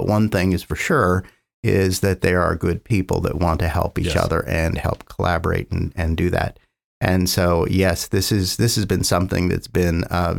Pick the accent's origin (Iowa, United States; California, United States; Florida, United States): California, United States; now in Oklahoma, United States; So I came from the San Francisco Bay Area and thought I wouldn't be here very long.